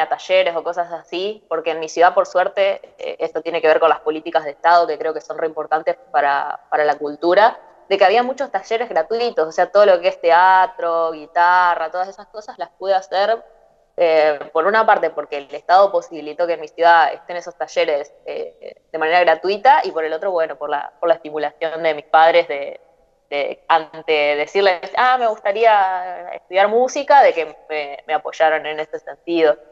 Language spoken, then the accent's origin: Spanish; Concepción del Uruguay, Entre Ríos, Argentina; now in Buenos Aires, Argentina; crecí en, en Concepción del Uruguay